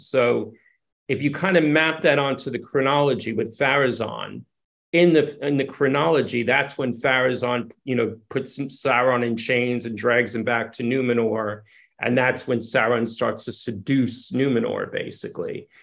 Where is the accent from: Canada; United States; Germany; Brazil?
United States; New York City, New York; moved away as an adult; now in England; I grew up in New York City